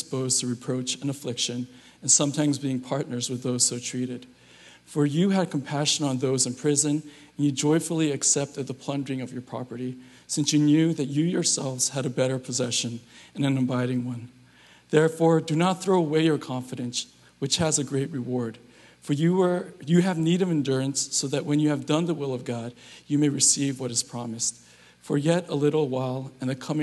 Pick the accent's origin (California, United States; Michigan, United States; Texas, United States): California, United States; Southern; now in San Francisco Bay Area, United States; I'm from SoCal, so the winters here are just way too cold for me